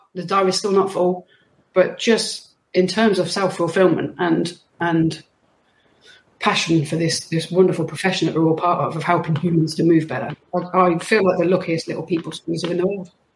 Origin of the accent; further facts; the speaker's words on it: West Midlands, United Kingdom; moved away; I'm from the West Midlands